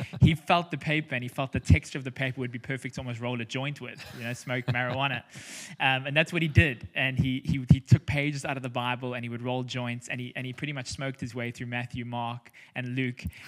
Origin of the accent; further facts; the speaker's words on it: South Africa; also born or lived in Cape Town; we're South African, we're living in Cape Town